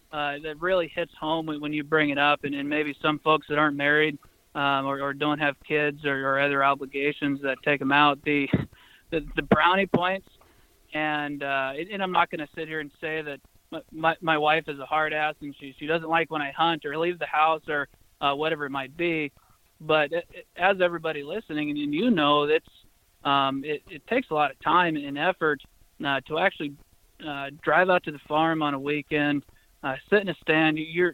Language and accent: English; Missouri, United States; also born or lived in Connecticut; Yeah, but born in Connecticut, but moved to a small town, Northwest Missouri, age of five. So for the most part, born and raised in Northwest Missouri, and that's where the house and the wife are now.